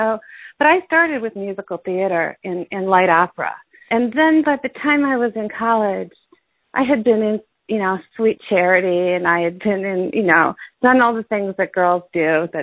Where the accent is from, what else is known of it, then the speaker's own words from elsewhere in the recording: outside of Cleveland, Ohio, United States; moved away as an adult; now in New York, United States; I was born in Ohio, outside of Cleveland, a very small town. I'm very Midwestern still.